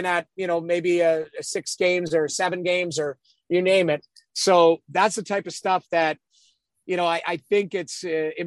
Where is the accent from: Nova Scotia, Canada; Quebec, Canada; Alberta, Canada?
Alberta, Canada; Edmonton; I grew up in Edmonton